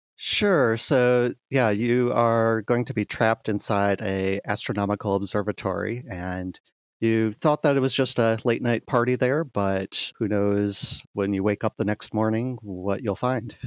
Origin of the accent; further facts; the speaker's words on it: Grand Rapids, Michigan, United States; my hometown of Grand Rapids, Michigan